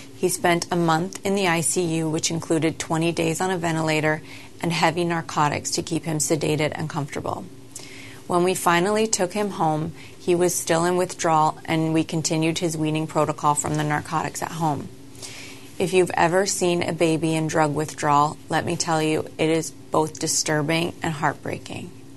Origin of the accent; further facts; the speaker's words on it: Canada; I grew up in Canada as part of a very small family